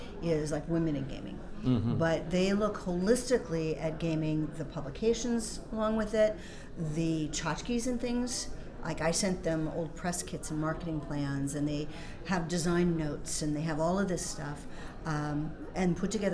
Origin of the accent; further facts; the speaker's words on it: Minnesota, United States; I'm coming from Minnesota